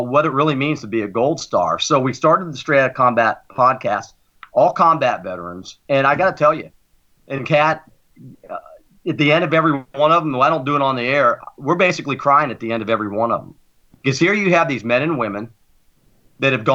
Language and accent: English; United States; I'm an American through and through.